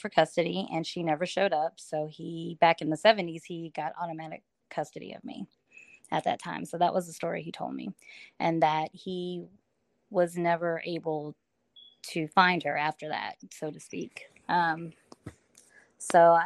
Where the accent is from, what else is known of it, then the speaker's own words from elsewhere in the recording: Huntsville, Alabama, United States; moved away as an adult; also born or lived in Iwakuni, Japan; now in Florida, United States; my father raised me in Huntsville, Alabama.